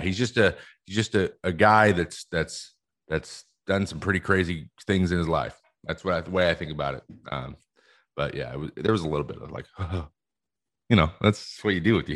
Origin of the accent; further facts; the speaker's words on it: West Coast, United States; I'm from the West Coast